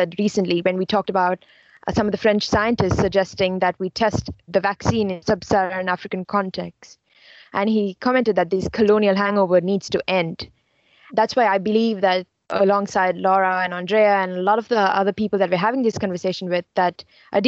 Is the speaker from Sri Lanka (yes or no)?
yes; Sri Lanka; moved away as an adult; now in United States; I'm from Sri Lanka and I'm an international student here in the US